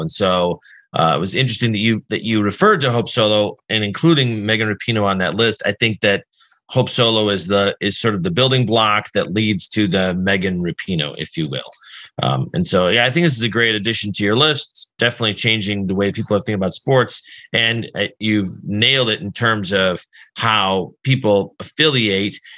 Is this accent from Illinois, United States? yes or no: yes; Chicago, Illinois, United States; I'm from Chicago